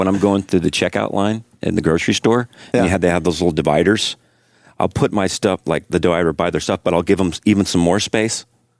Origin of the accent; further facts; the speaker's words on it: Midwest, United States; moved away; I come from the Midwest where there's no pretension.